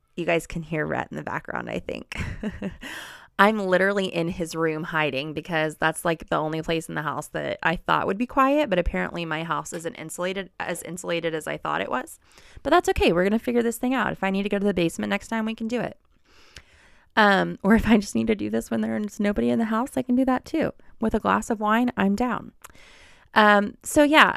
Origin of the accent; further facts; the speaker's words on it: Cincinnati, Ohio, United States; also born or lived in Oxford, Mississippi; I was born and raised in Cincinnati, Ohio